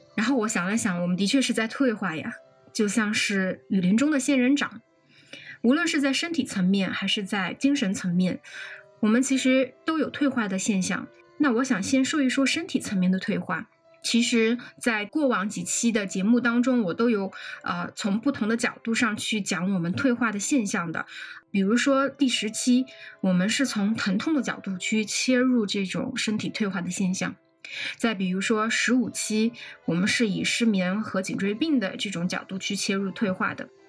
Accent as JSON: {"language": "Chinese", "country": "China", "said": "因为我们中国大街上夏天全是打伞的"}